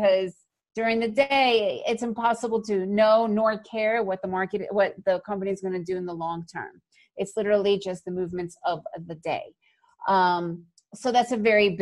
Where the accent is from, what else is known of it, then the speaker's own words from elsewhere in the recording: New York, United States; I grew up in New York